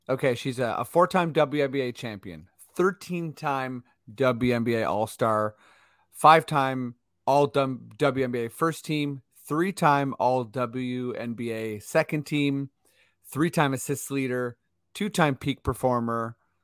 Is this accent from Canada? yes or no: yes; Toronto, Ontario, Canada; And since we're from Toronto, we don't necessarily have a team